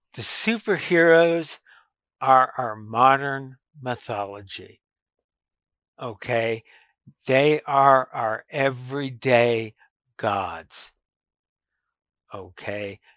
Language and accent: English; Lubbock, Texas, United States; I grew up around Texas Tech University. Uh, it's been my whole life, really, um, ever since I was very little